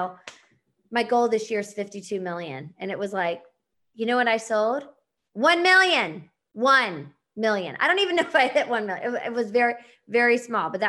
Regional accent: Charlotte, North Carolina, United States; moved away; I'm from Charlotte

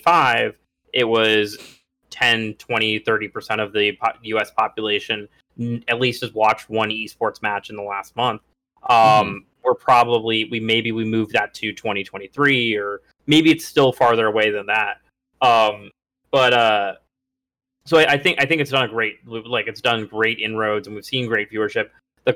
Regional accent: Atlanta, Georgia, United States; my hometown Atlanta Falcons

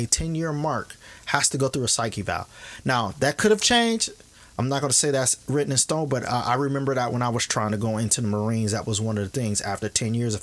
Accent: Kenosha, Wisconsin, United States; Kenosha is my hometown. I went to high school there.

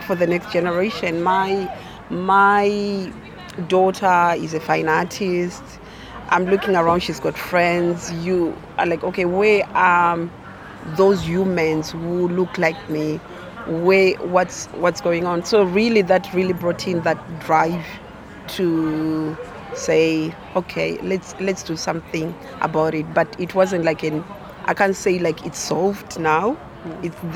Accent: Zimbabwe; now in Coventry, United Kingdom; I am originally from Zimbabwe

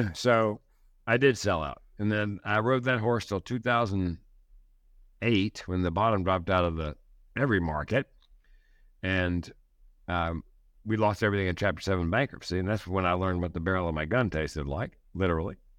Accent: the South, United States; That's the way I was raised in the South.

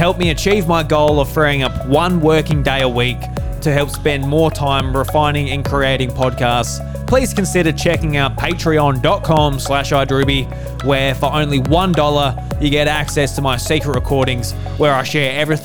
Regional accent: Australia; we're Australian

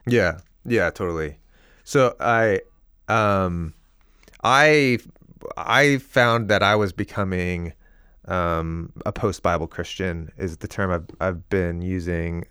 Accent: Seattle, Washington, United States; now in Portland, United States; I grew up here in the Northwest, in the uh, Seattle area, and I live in Portland now

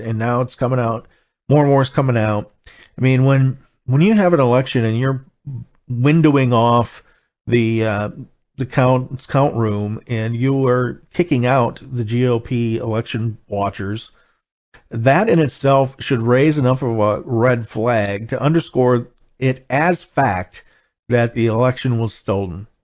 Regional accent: Wisconsin, United States; my home state here, Wisconsin

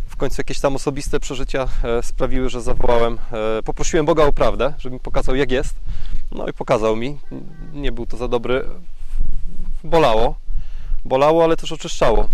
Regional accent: a small village near Głubczyce, Opole Voivodeship, Poland; now in Opole, Poland; Wychowałem się w malutkiej wiosce pod Głupczycami

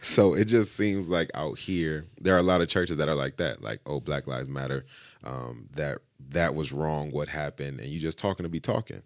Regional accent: Grand Rapids, Michigan, United States; growing up in Grand Rapids

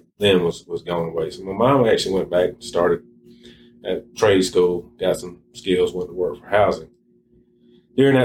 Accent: Poarch community, Alabama, United States; I grew up about a quarter mile from here

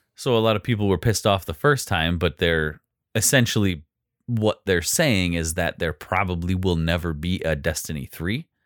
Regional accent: United States; we're American

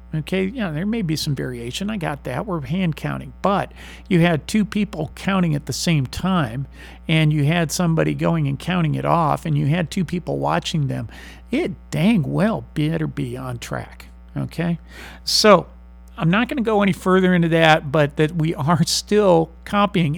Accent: San Marcos, Texas, United States; I'm not from Missouri. I'm from Texas. I'm from San Marcos

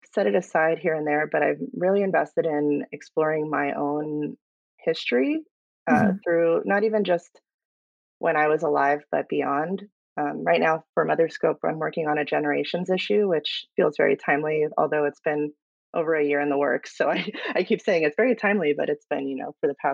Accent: Palm Springs, California, United States; moved away as an adult; now in San Diego County, United States; I am a Southern California girl. I was born and raised in Palm Springs and made my way to San Diego County

